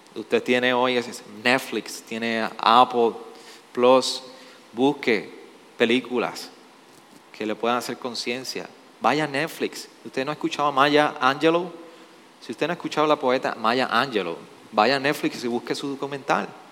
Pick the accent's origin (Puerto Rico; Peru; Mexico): Puerto Rico; nosotros respondemos como puertorriqueños